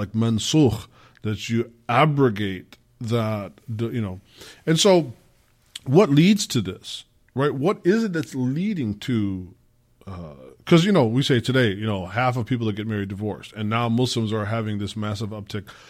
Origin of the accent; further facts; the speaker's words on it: Midwest, United States; I got my culture as an American, as a Black American, as a Midwesterner.